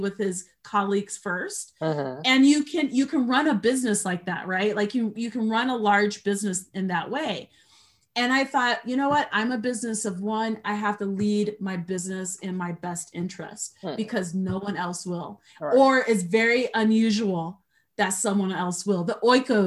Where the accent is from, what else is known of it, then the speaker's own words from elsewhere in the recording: United States; for me as an American, just as an American